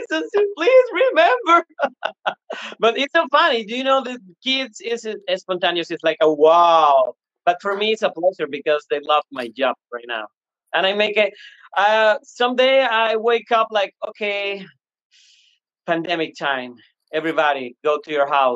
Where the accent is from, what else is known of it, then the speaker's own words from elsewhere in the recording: Venezuela; first language Spanish; English is a second language; moved away as an adult; now in Houston, United States; I'm from Venezuela, Latin America, and I love my country and speak Spanish